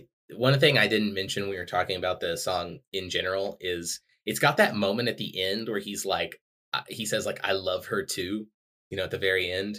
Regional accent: Texas, United States; I'm from Texas.

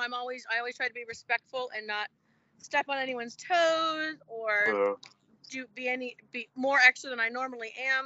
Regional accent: Los Angeles, California, United States; also born or lived in Salt Lake City, Utah; now in Las Vegas, United States; I am originally from Los Angeles, California

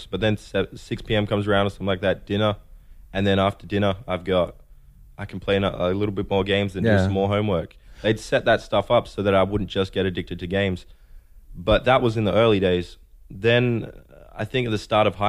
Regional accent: Perth, Western Australia, Australia; I'm from Perth. I think there's about 2 million people in the city. It's rapidly grown recently. It's been growing, and one side's desert, as I said. One side's the Indian Ocean. Underneath us, we got Antarctica, and it's just isolated, but it's a great place to grow up.

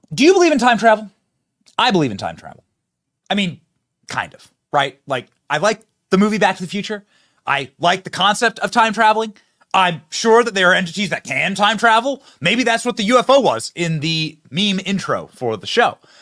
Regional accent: Iowa, United States; my home state

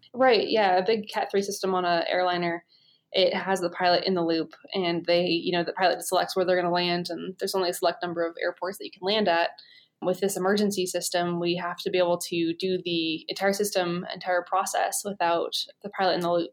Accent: Oregon, United States; also born or lived in Idaho; I'm from Oregon

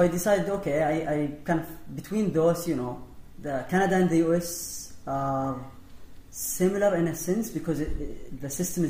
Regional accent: Saudi Arabia; English is a second language; moved away as an adult; now in Minnesota, United States; so I'm from Saudi Arabia

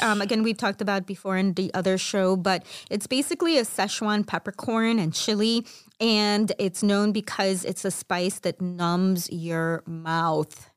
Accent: Chicago, Illinois, United States; I'm Mexican Salvadoran from Chicago

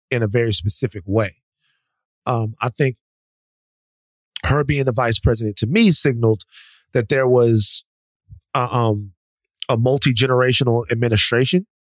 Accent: the South, United States; I'm from the South.

